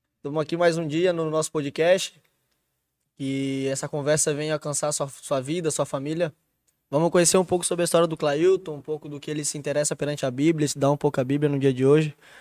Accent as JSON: {"language": "Portuguese", "town": "Florianópolis", "region": "Santa Catarina", "country": "Brazil", "said": "Eu sou daqui de, de Florianópolis, uma cidade desenvolvida"}